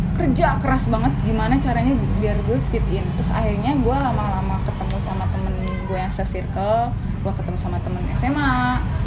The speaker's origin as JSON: {"language": "Indonesian", "town": "Karawang", "region": "West Java", "country": "Indonesia", "said": "Gua Jawa Barat"}